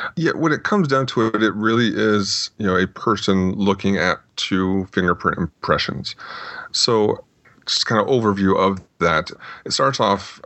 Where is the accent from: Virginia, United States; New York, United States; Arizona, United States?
Arizona, United States; Phoenix; also born or lived in Tucson, Arizona; I grew up mostly in the uh, the Phoenix, Arizona area. Before that, my dad was in the Air Force, so we bounced around a little bit